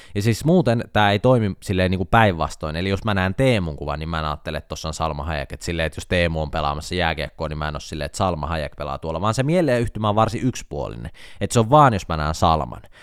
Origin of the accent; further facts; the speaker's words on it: Jyväskylä, Central Finland, Finland; On kotoisin Jyväskylästä, meillä päin ei tarvi kysyä, että puhutellaanko etunimellä.